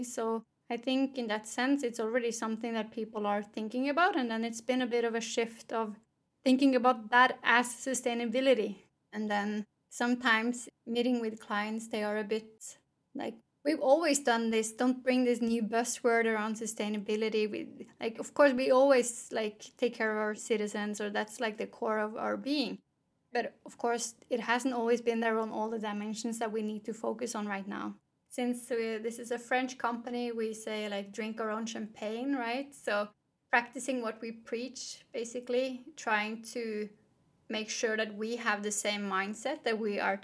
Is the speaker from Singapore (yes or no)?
no; Norway; Growing up in Norway